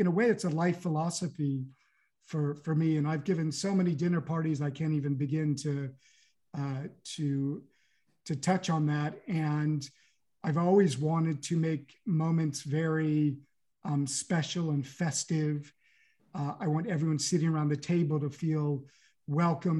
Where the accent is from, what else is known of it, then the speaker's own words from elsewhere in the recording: California, United States; moved away as an adult; now in Paris, France; I have a French passport, but I grew up in California